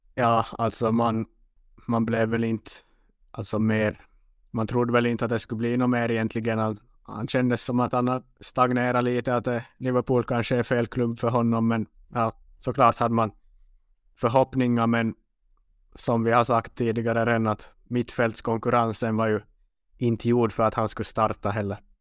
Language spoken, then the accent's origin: Swedish; Western Finland, Finland; accent: Finland Swedish; first language Swedish; also born or lived in Umeå, Sweden; jag kommer från västra delen av Finland